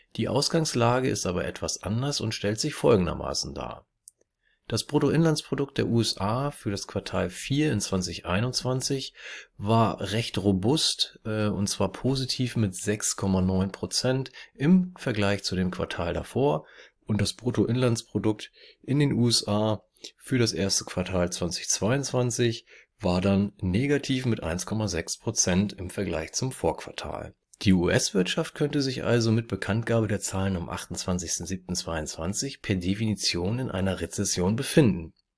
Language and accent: German; Germany; hier bei uns in Deutschland